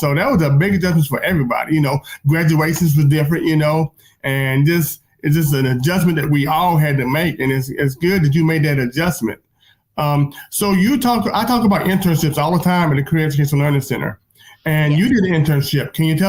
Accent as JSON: {"language": "English", "region": "North Carolina", "country": "United States", "said": "I mean, really, I'm from North Carolina, so, and back in the day, I knew we had Senator Jesse Hams, for better, for worse, okay?"}